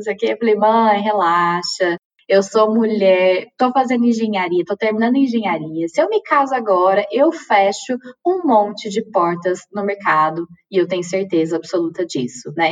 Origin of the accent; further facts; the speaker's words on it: Uberlândia, Minas Gerais, Brazil; moved away as an adult; also born or lived in Campinas; Eu fiz graduação em Uberlândia, sou de Minas Gerais, é, fiz graduação na minha cidade natal